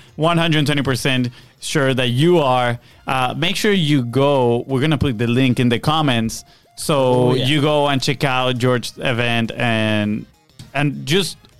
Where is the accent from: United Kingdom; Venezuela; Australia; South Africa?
Venezuela; now in United States; I have this group of friends that we grew up together back in Venezuela